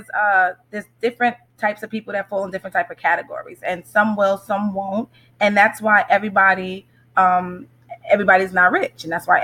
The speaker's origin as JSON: {"language": "English", "town": "Amityville", "region": "New York", "country": "United States", "said": "I am from Amityville, New York, Long Island"}